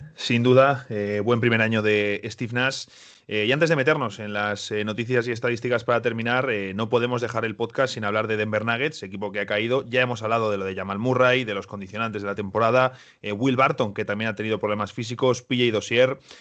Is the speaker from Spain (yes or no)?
yes; Spain; En España no tenemos una expresión como cangrejear, decimos directamente ser listos